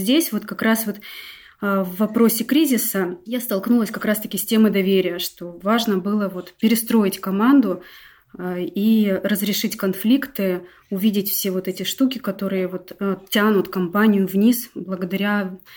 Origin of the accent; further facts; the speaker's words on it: Novosibirsk, Novosibirsk Oblast, Russia; А, я из Новосибирска. У нас э, с мужем семейный бизнес, юридическая компания.